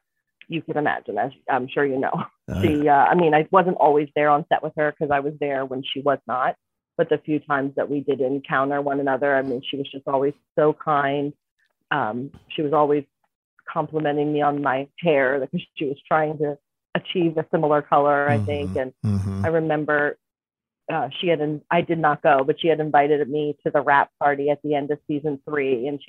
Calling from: Conshohocken, Pennsylvania, United States; From my work in Conshohocken, Pennsylvania.

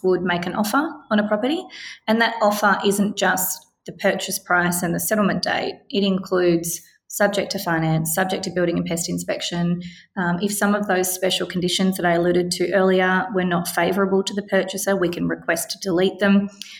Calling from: Victoria, Australia; of course, I am speaking from Victoria, so the rules do slightly change per state.

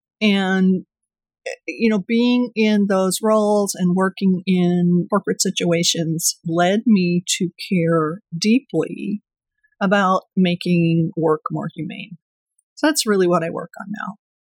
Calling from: Duluth, Minnesota, United States; I am joining you from lovely, lively Duluth, Minnesota.

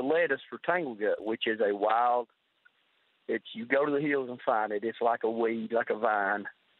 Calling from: Kentucky, United States; Pike County.

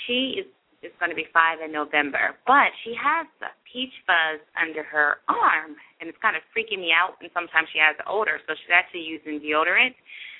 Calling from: Jacksonville, Florida, United States; I'm calling from Jacksonville, Florida.

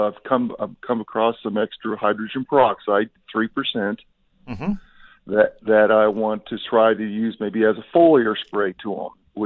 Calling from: South Alabama, United States; I'm actually calling from South Alabama

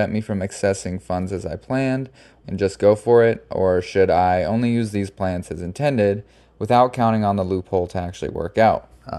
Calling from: St. Petersburg, Florida, United States; I'm reaching out from St. Pete, Florida.

